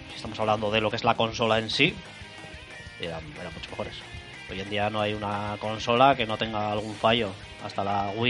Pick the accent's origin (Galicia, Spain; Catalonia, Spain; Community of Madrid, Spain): Galicia, Spain; Es que soy gallego.